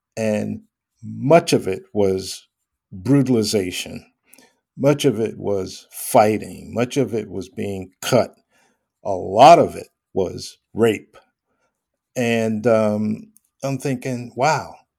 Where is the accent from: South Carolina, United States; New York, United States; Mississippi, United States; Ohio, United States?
New York, United States; I grew up in New York